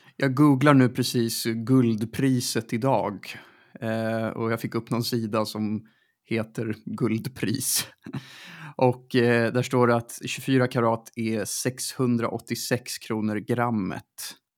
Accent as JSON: {"language": "Swedish", "town": "Stockholm", "region": "Stockholm County", "country": "Sweden", "tie": "born or raised there", "said": "där jag växte upp, alltså runt Sankt Eriksplan"}